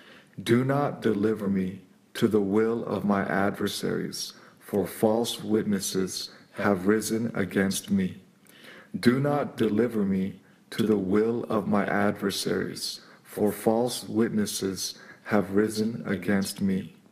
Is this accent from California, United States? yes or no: yes; San Francisco, California, United States; San Francisco, California.